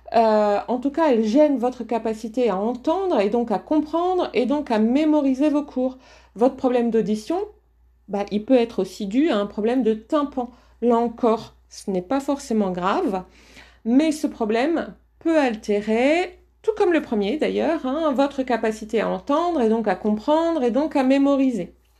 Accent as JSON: {"language": "French", "area": "the Nord", "region": "Hauts-de-France", "country": "France", "accent": "Ch'ti", "said": "je viens du Nord"}